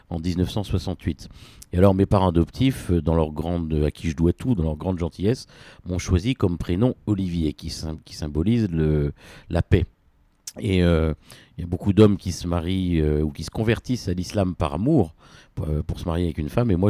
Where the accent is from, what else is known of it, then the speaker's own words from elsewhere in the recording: Réunion, France; born there; en tout cas, je suis né à La Réunion, mon nombril est enterré à La Réunion